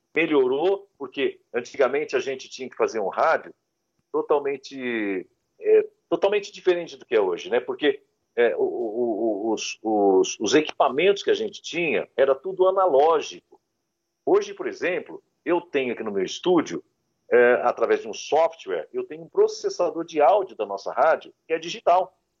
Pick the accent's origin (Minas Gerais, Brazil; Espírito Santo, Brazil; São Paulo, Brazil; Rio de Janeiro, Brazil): São Paulo, Brazil; Santa Rosa de Viterbo; born or raised there